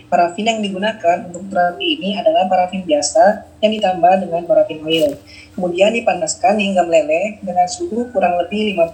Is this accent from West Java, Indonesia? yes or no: yes; Bekasi, West Java, Indonesia; born there; Saya lahir di Bekasi 12 Februari 1992.